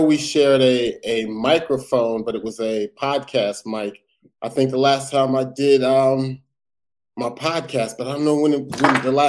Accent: Perth Amboy, New Jersey, United States; the first time I ever touched the mic and told a joke was in my hometown, Perth Amboy, New Jersey.

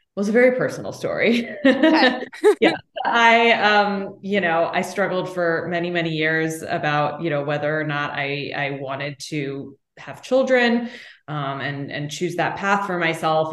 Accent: Austin, Texas, United States; also born or lived in New York City; now in Los Angeles, United States; my hometown of Austin, Texas

